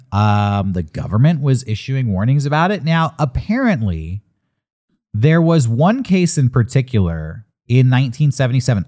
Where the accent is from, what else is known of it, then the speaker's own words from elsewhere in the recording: Southern California, United States; Growing up in Southern California